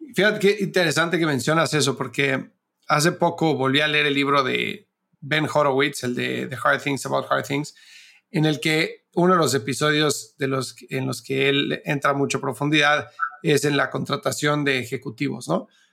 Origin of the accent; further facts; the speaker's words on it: Mexico; moved away as an adult; now in United States; siendo mexicano de Estados Unidos, yo llevo viviendo acá 13 años